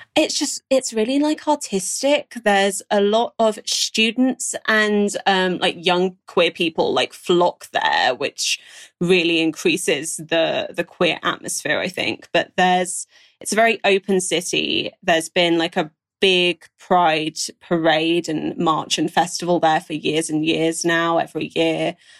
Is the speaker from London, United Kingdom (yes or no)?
no; Brighton, South East England, United Kingdom; growing up in Brighton